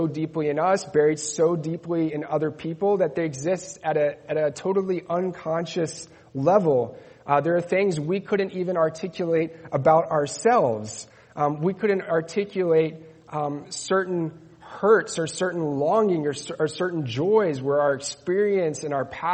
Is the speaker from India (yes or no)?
no; Netherlands; moved away; also born or lived in Spain; I grew up in the Netherlands